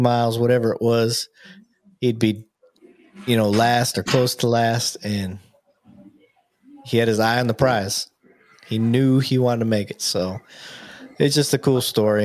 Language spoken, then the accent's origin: English; Joshua, Texas, United States; I'm from Joshua, Texas